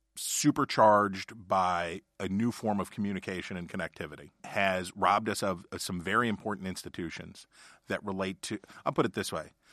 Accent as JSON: {"language": "English", "area": "Ohio County", "region": "West Virginia", "country": "United States", "tie": "born or raised there", "said": "My experience is growing up in Ohio County, West Virginia, and being the son of a coal salesman"}